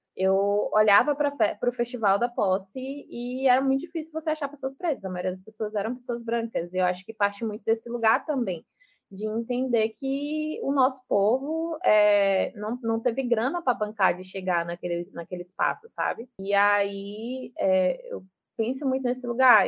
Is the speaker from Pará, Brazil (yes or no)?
no; Salvador, Bahia, Brazil; now in Lauro de Freitas, Brazil; sou nascida e criada em Salvador, sou do subúrbio ferroviário de Salvador